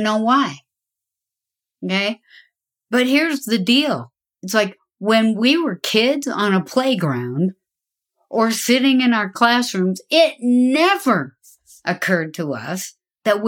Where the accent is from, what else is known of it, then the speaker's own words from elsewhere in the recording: the West, United States; I grew up in the West. I'm a daughter of the Golden West.